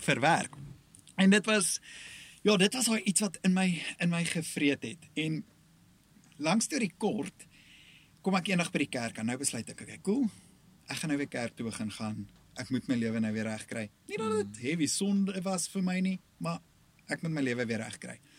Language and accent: Afrikaans; KwaZulu-Natal, South Africa; ek kom van Natal af, Noord-Natal op 'n plaasdorpie groot geword.